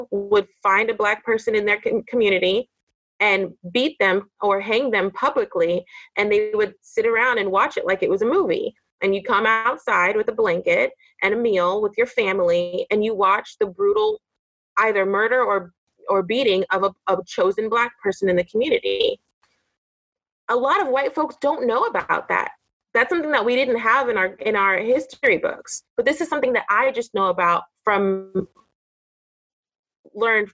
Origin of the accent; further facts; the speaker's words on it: Orange County, California, United States; I grew up in Orange County, California